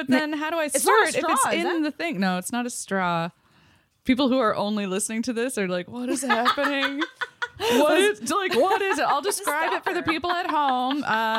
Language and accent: English; Port Colborne, Ontario, Canada; moved away; I'm from Port Colborne, Ontario, and that is in the Niagara region down on Lake Erie.